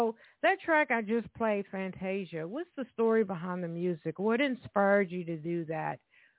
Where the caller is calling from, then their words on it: Evansville, Indiana, United States; Here I am … your host for today. I am calling from Evansville, Indiana